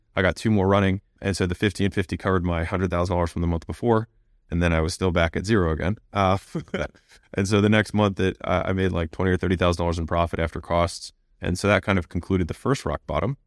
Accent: United States; I was born in America

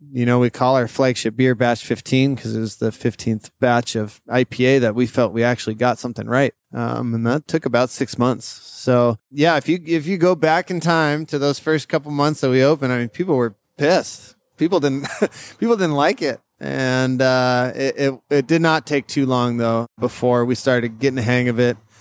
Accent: Seattle, Washington, United States; moved away as an adult; now in Bellingham, United States; I'm from Seattle, and I grew up in the city

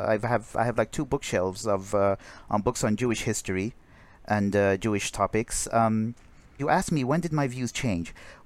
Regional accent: Syria; moved away; also born or lived in Saudi Arabia / Jordan; it wasn't just in Syria. I also grew up in Saudi Arabia. I actually spent half my childhood in Syria and half my childhood in Saudi Arabia.

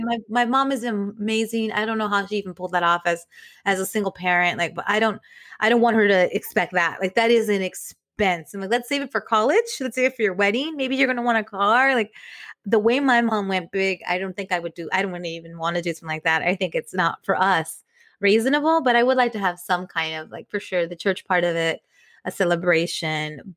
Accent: Inglewood, California, United States; we loved growing up in Inglewood

